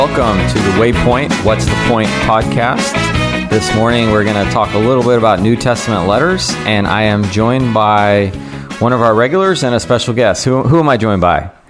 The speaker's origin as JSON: {"language": "English", "region": "the South", "country": "United States", "tie": "born or raised there", "said": "growing up in the South, all three of us did"}